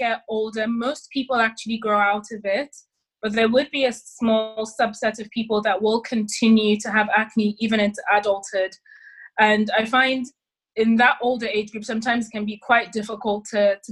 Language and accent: English; Nigeria; also born or lived in London; now in United Kingdom; I'm Nigerian